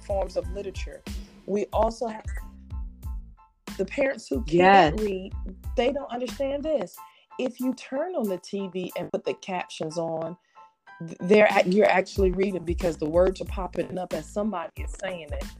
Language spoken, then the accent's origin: English; Paterson, New Jersey, United States; I grew up in New Jersey, and Patterson, New Jersey